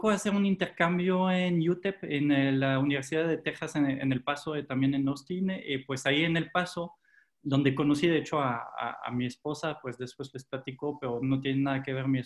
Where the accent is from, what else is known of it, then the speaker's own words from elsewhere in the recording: France; also born or lived in Canada; eh, pues nací en Canadá cuando, era pequeño. No tengo ningún recuerdo de Canadá porque pues al final eh, eh, ahí tuve mi infancia, pues después en Francia, se regresaron luego, luego a, Francia